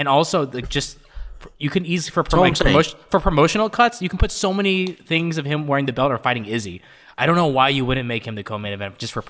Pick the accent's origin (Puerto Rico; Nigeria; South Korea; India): Nigeria; being Nigerian